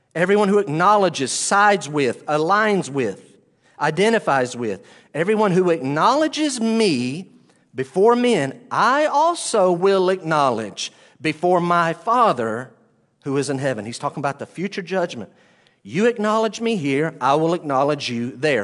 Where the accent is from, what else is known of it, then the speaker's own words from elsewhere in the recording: the Bible Belt, United States; I grew up in the Bible Belt